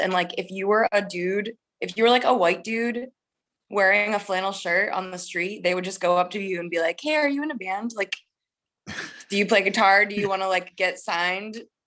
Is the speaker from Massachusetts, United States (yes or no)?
yes; Massachusetts, United States; moved away as an adult; also born or lived in Boston / Oakland; now in Los Angeles, United States; I'm from Massachusetts, growing up in the Northeast